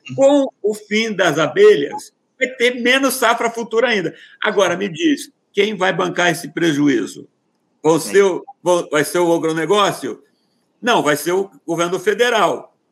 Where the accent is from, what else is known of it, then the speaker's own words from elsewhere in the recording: interior of Paraná, Brazil; moved away; eu estou aqui no interior do Paraná, onde eu onde eu nasci